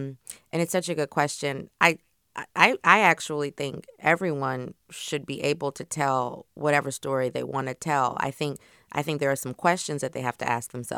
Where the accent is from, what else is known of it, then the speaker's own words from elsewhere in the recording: Louisiana, United States; I'm also from Louisiana